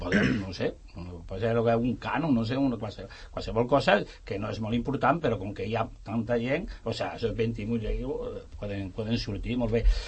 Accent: Extremadura, Spain; now in Sant Cugat, Spain; jo me recordo del meu poble, allà a l'Extremadura

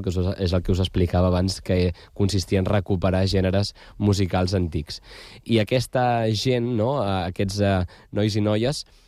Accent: Badalona, Catalonia, Spain; els que som de Canyet

